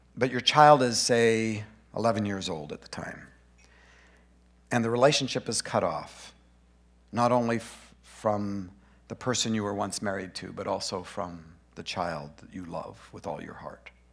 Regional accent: Grand Prairie, Alberta, Canada; also born or lived in Boring, Oregon; now in Brush Prairie, United States; I was born in Grand Prairie, Alberta

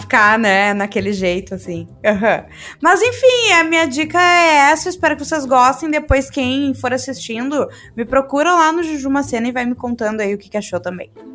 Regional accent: Brazil; a gente brasileiro

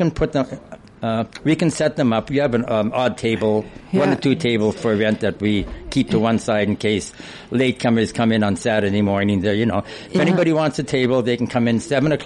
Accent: Vancouver, British Columbia, Canada; moved away as an adult; now in Prince George, Canada; I was born and raised in Vancouver.

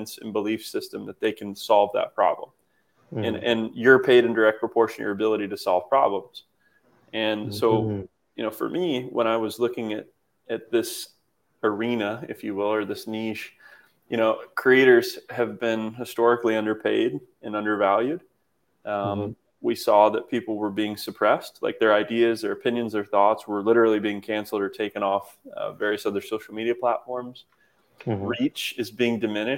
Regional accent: Kokomo, Indiana, United States; moved away; I moved back to my hometown of Indiana, to where I'm at now, Kokomo

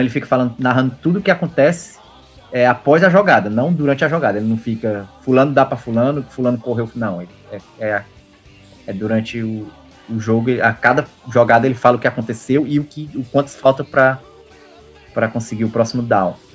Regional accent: Fortaleza, Ceará, Brazil; Castelão lá em Fortaleza, que é de onde eu venho

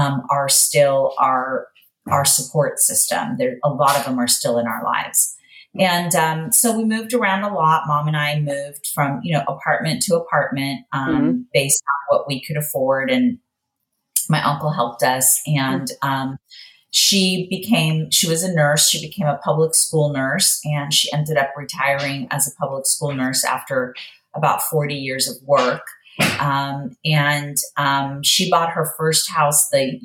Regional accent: United States; also born or lived in Iran; I was born in the United States, but my family is from another country

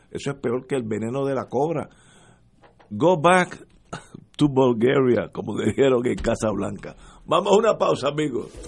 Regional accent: Puerto Rico; Mi consejo como puertorriqueño

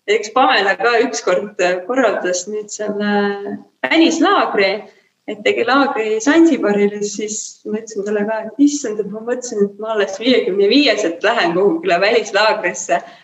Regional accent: Kehtna, Rapla County, Estonia; moved away; also born or lived in Saku / Tallinn; ma olen kogu aeg nagu üles kasvanud lapsepõlves, ma elasin väikeses kohas nimega Kehtna

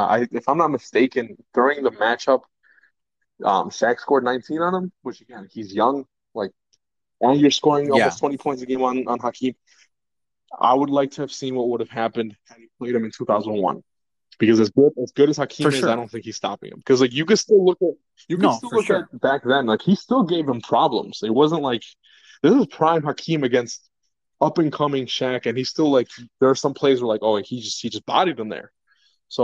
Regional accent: Chicago, Illinois, United States; we're from Chicago

